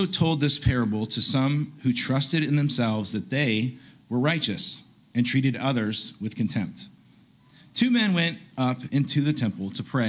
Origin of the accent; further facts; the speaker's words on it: Chattanooga, Tennessee, United States; I'm originally from Chattanooga